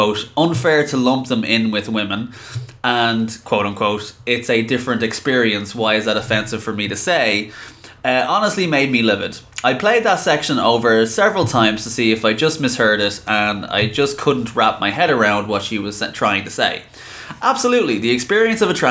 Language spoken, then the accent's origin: English; Ireland; I am from Ireland, born and raised